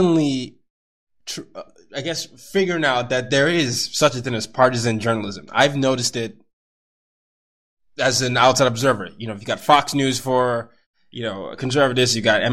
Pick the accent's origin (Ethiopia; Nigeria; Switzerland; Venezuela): Nigeria; I come from a culture. I'm Nigerian